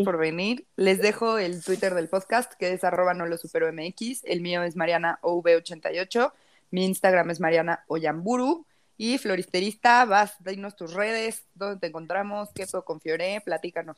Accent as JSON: {"language": "Spanish", "country": "Mexico", "said": "Nosotros somos mexicanos en México"}